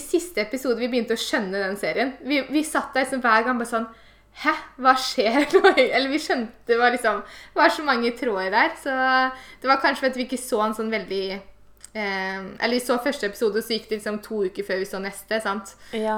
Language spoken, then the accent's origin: Norwegian; Eastern Norway, Norway; moved away; når jeg var hjemme på Østlandet